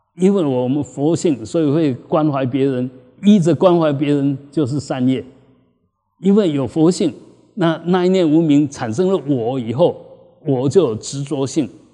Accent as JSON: {"language": "Chinese", "country": "Taiwan", "said": "我们台湾人"}